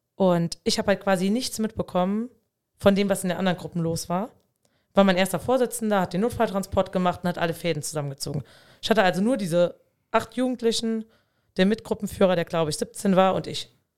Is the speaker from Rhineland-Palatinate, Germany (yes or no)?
yes; Dieblich, Rhineland-Palatinate, Germany; in meinem Heimatort in Dieblich